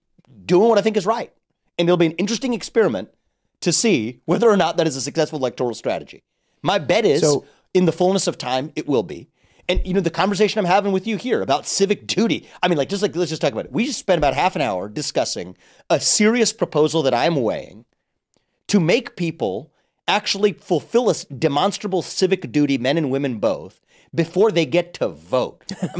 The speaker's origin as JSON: {"language": "English", "region": "Ohio", "country": "United States", "said": "I'm from Ohio."}